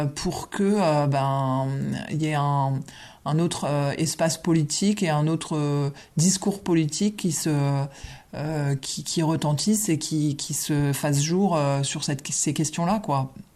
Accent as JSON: {"language": "French", "area": "a village in Champagne", "region": "Grand Est", "country": "France", "tie": "born or raised there", "said": "je suis l'aîné d'une famille nombreuse euh, qui, euh, voilà, qui a vécu à, la campagne dans un village champenois"}